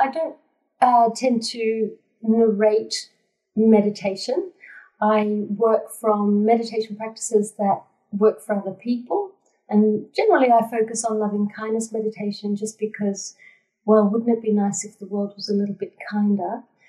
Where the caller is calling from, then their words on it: Darug country, New South Wales, Australia; I'm calling from Darug country.